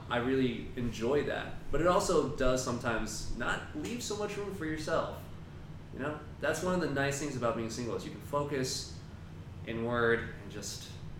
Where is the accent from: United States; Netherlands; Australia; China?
China; born there; moved away; Okay, so we moved from China. I was born in China, right? And I was one of those, like, fresh off the boat immigrant.